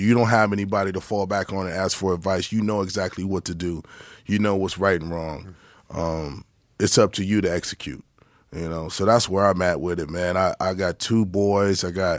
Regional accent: Albuquerque, New Mexico, United States; also born or lived in Detroit, United States; Well, I was born in Detroit. In the 74, like I said, and then my mom passed away when I was like 9, and so when my dad got remarried, they wanted to live in Albuquerque, New Mexico. So I spent about 7 years in Albuquerque

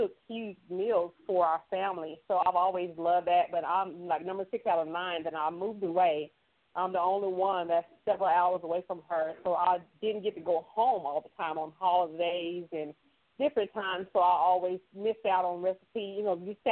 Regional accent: Texas, United States; now in Oklahoma, United States; I am originally from Texas. I reside in Oklahoma, but I'm, you know, born and raised in Texas

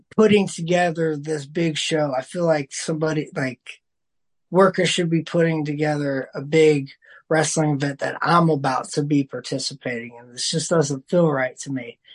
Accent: Dayton, Ohio, United States; I still get to wrestle in my hometown of Dayton, Ohio

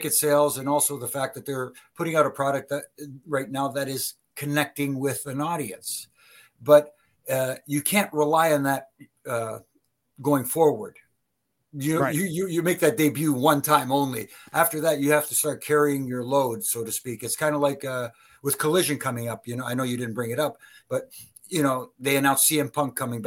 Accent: Canada; I'm Canadian

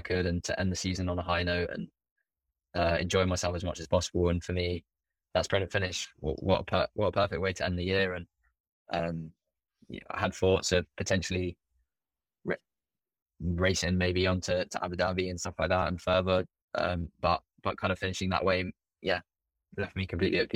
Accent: London, United Kingdom; in London, it's my hometown

